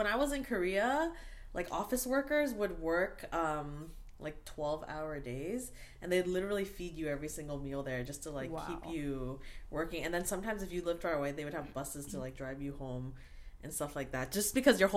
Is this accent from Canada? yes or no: yes; Canada; My family's from Vietnam. I was born and raised in Canada